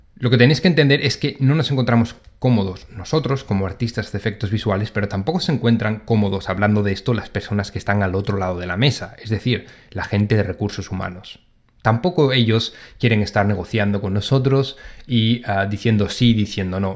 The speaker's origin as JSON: {"language": "Spanish", "country": "Spain", "moved": "as an adult", "lives_now": "London, United Kingdom", "said": "yo como soy de España"}